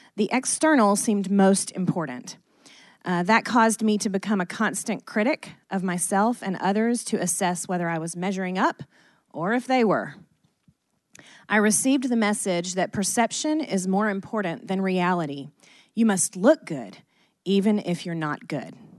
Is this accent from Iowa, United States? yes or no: no; Athens, Georgia, United States; we were born and raised in Athens, Georgia.